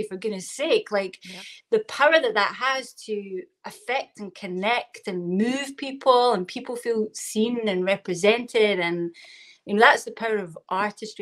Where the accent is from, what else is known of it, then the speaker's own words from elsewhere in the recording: Glasgow, Scotland, United Kingdom; accent: Scottish; I am in Glasgow, Scotland. So that's the accent you're hearing right now.